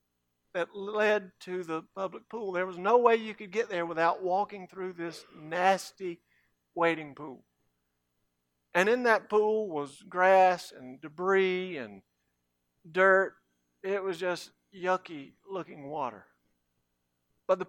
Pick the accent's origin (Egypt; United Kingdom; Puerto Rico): Egypt; Cairo, Cairo Governorate; When I was growing up in Cairo, we had a public pool.